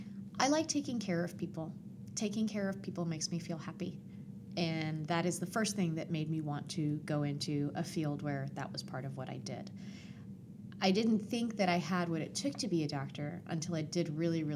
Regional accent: Puerto Rico; also born or lived in Atlanta; My mom is Puerto Rican. I was born in Atlanta, but I was raised extremely Puerto Rican. And we moved to Puerto Rico when I was 10 years old. When we moved to the mountains in Puerto Rico, we were in love with the community.

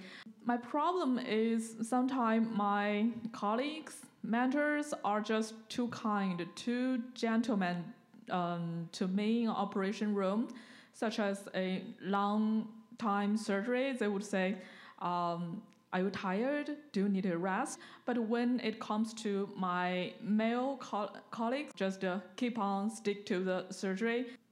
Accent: China; I'm from China.

